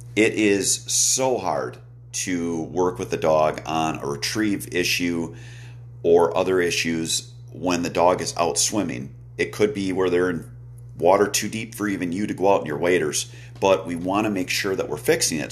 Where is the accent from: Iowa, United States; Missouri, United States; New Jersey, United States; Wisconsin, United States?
Wisconsin, United States; my home state of Wisconsin